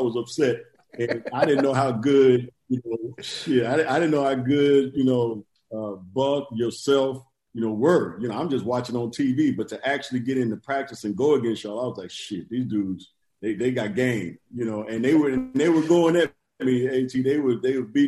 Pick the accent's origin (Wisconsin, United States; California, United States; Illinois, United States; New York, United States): California, United States; Inglewood; I'm from Englewood too